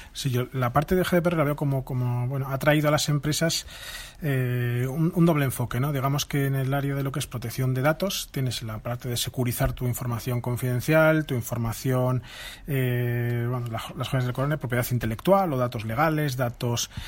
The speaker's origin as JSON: {"language": "Spanish", "town": "Vitoria-Gasteiz", "region": "Basque Country", "country": "Spain", "said": "yo soy de Vitoria"}